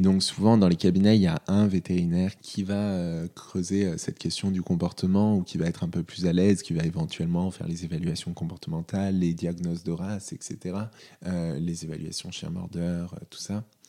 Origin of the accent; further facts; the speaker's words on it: North Isère, Auvergne-Rhône-Alpes, France; also born or lived in Lyon; j'ai grandi dans le Nord-Isère, à une demi-heure de Lyon